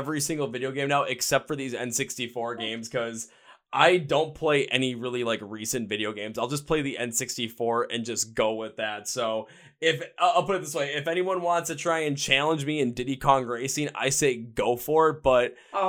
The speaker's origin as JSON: {"language": "English", "town": "Milwaukee", "region": "Wisconsin", "country": "United States", "said": "I am from Milwaukee, Wisconsin."}